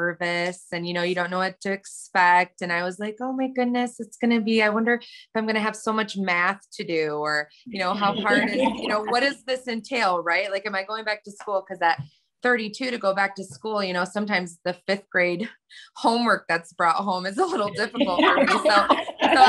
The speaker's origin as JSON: {"language": "English", "town": "Hillsdale", "region": "Michigan", "country": "United States", "said": "I'm from Michigan, Hillsdale, Michigan"}